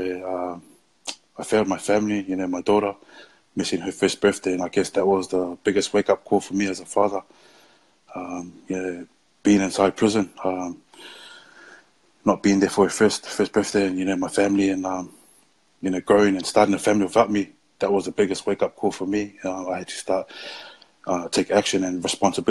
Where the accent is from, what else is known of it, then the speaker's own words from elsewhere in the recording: Auckland, New Zealand; I'm from West Auckland. I started to think, man, I need to start representing West Auckland, the school I come from